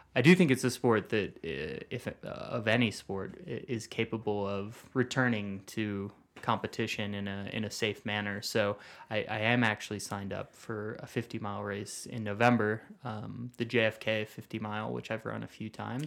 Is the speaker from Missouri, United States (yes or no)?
yes; St. Louis, Missouri, United States; now in Flagstaff, United States; I'm from Saint Louis